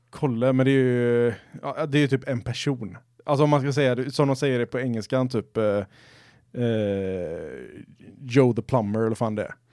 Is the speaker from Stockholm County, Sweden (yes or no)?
no; Gothenburg, Västra Götaland, Sweden; accent: Gothenburg dialect; Då känner jag att helt plötsligt blev min göteborgska mycket mycket.